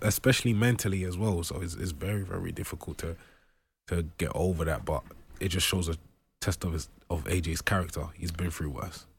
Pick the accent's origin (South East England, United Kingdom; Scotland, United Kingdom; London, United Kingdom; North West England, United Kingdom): London, United Kingdom; when I was growing up in Brixton, there was a lot of gang violence